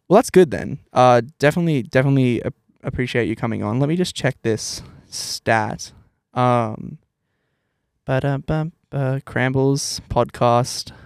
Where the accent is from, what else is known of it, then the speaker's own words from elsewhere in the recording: New South Wales, Australia; now in Brisbane, Australia; I'm, like, from New South Wales